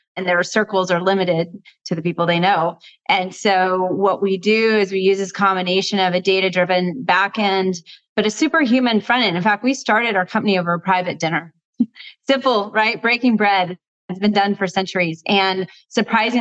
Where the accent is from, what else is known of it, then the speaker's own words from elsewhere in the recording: Texas, United States; also born or lived in New Orleans, Louisiana; now in Oakland, United States; I was born in New Orleans, raised mostly in Texas, and I live in Oakland, California.